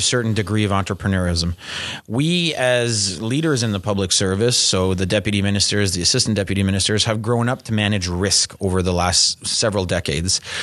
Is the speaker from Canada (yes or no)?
yes; Canada; we're Canadian